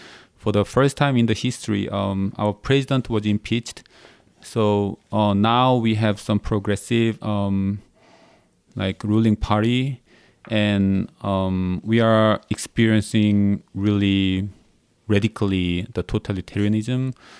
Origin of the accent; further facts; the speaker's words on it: South Korea; So I'm from South Korea. I was born and raised in South Korea. And South Korea is like other Oriental countries. It's like country of collectivism. So I grew up in that.